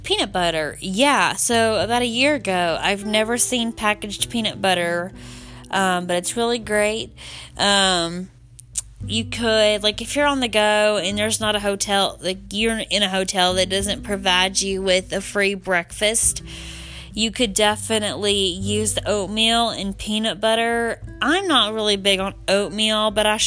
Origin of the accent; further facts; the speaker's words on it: the South, United States; I'm from the South